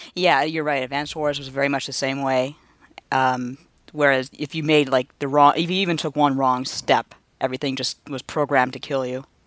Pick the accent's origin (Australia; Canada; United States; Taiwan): Canada; I'm born and raised in Canada